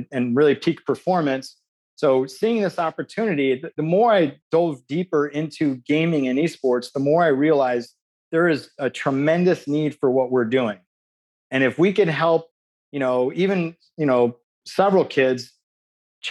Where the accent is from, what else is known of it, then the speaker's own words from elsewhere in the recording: Chicago, Illinois, United States; I grew up in Chicago